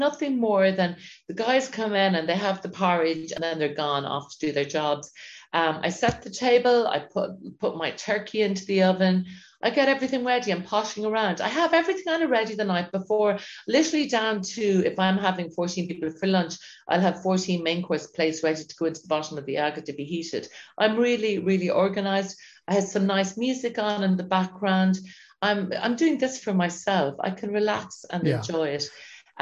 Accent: Dungarvan, Munster, Ireland; So yes, I grew up in Dungarvan. We always had amazing produce here.

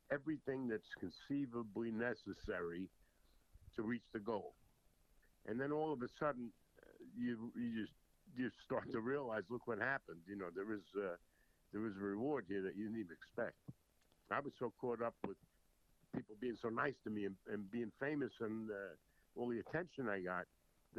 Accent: North Babylon, New York, United States; also born or lived in Jersey City, New Jersey; I was born in Jersey City. And in 1954, we moved, when I was 7, we moved out to Long Island.

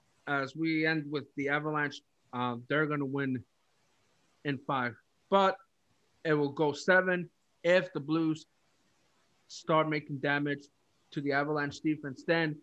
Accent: San Luis, Arizona, United States; my hometown of San Luis, Arizona.

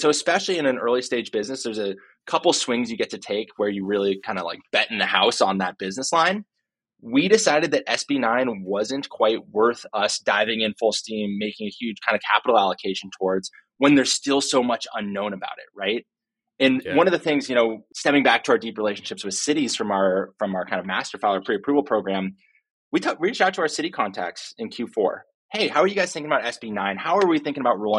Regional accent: Silicon Valley, California, United States; I was born and raised in Silicon Valley

